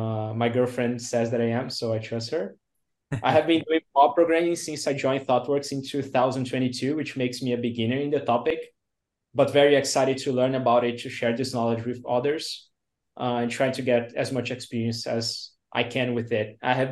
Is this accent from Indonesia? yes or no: no; Rio de Janeiro, Brazil; now in Santa Catarina, Brazil; Pronouns are he and him. I'm from Brazil. So I was born in Rio, but I live in Santa Catarina State.